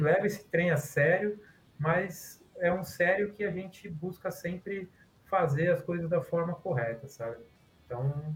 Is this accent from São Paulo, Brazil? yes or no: yes; Guarulhos, São Paulo, Brazil; moved away as an adult; now in Rio de Janeiro, Brazil; Eu sou paulista, eu moro no Rio, mas sou paulista, de Guarulhos. E como todo bom guarulhense